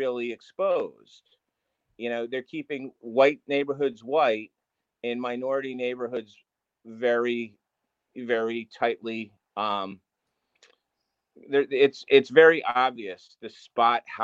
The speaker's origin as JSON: {"language": "English", "town": "New London", "region": "Connecticut", "country": "United States", "tie": "born or raised there", "said": "I'm from New London, and where I don't think there's a more diverse town in the country"}